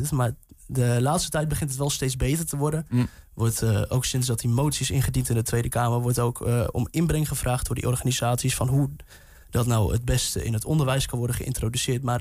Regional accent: Hardenberg, Overijssel, Netherlands; Ik kom uit Harderberg. Ook Neder-Saxisch taalgebied.

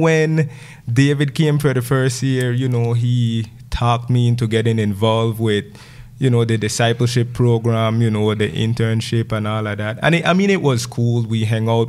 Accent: Gales Point, Belize District, Belize; so I grew up in Gales Point. I left the village to go to high school, you know, when I was 12 years old

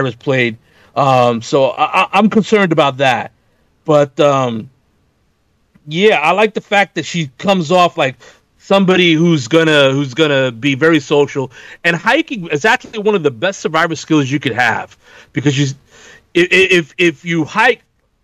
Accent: New York, United States; as a New Yorker

